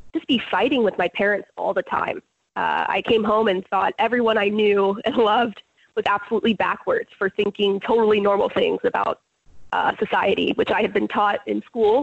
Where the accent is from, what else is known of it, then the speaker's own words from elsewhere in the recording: California, United States; I grew up in California my whole life